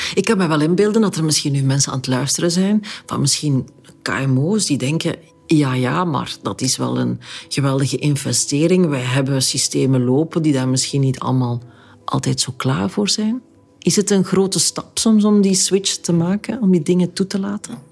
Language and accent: Dutch; Flanders, Belgium